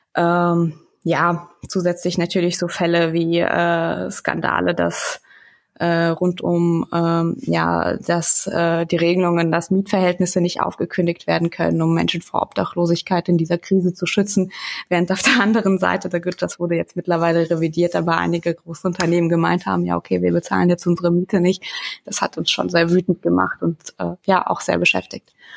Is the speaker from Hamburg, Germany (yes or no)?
no; Wetteraukreis, Hesse, Germany; ich komme aus dem Wetteraukreis in Hessen